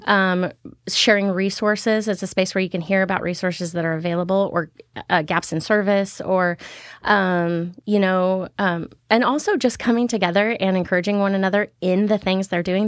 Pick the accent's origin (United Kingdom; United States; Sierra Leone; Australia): United States; Keizer, Oregon; I actually grew up here in Kaiser most of my life.